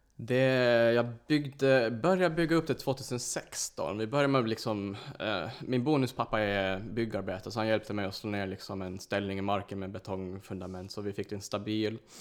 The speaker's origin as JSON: {"language": "Swedish", "region": "Åland", "country": "Finland", "first_language": "Swedish", "moved": "as an adult", "lives_now": "Stockholm, Sweden", "said": "jag kommer från Åland, så jag, jag är finsk. Så det är mitt ursprung"}